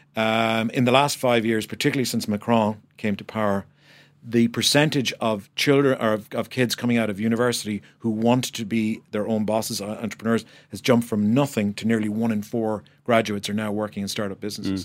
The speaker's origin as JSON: {"language": "English", "country": "Ireland", "said": "But as an Irish person, a person who believes passionately in the country"}